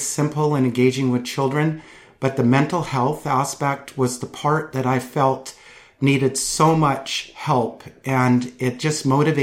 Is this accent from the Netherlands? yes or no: no; Maple Ridge, British Columbia, Canada; I was born and raised in Maple Ridge, BC